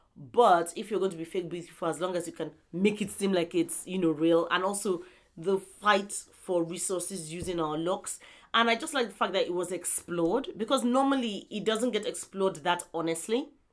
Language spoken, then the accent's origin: English; southern Nigeria, Nigeria; this is me talking from a southern perspective as a Nigerian